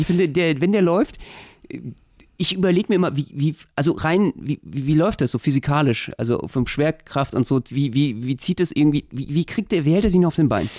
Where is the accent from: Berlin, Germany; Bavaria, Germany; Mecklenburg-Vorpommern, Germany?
Berlin, Germany; Als Berliner habe ich eine ganz besondere Beziehung dazu